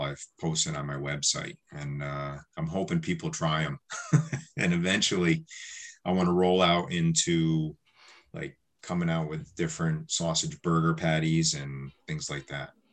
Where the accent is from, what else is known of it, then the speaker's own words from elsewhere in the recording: New York, United States; now in Milton, United States; growing up in New York, I used to go to New York City a little bit here and there